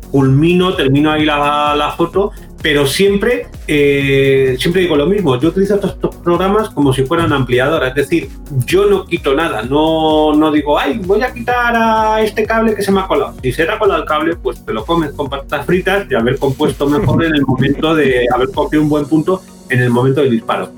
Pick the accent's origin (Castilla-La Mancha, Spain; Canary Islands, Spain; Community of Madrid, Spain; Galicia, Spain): Community of Madrid, Spain; Madrid; soy madrileño